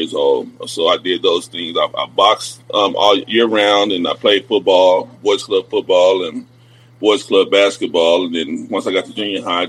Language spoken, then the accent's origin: English; Wichita Falls, Texas, United States; now in Lubbock, United States; I'm from Wichita Falls. I graduated from Ryder High School.